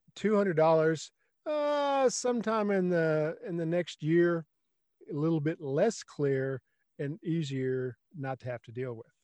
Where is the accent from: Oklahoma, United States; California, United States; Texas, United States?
Texas, United States; South; I grew up in South Texas